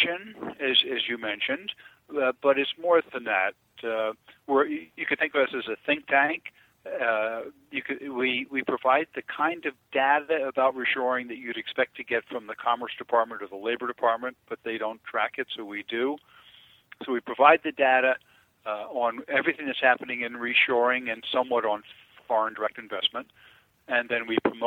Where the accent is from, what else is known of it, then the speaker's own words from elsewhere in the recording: Elizabeth, New Jersey, United States; I grew up in Elizabeth, New Jersey, right across the river from New York